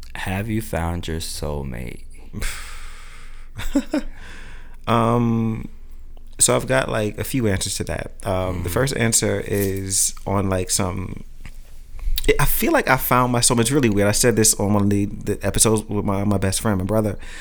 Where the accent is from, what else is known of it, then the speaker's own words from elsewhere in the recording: New York City, New York, United States; growing up in Brooklyn